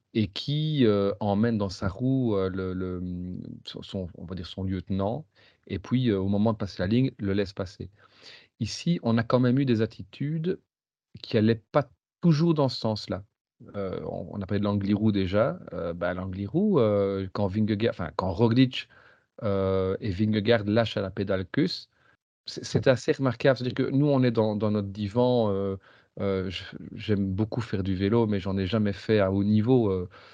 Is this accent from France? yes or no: no; Belgium; je suis belge